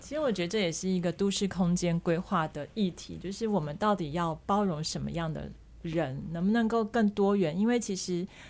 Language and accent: Chinese; Taiwan; 因为我自己是从小在眷村长大的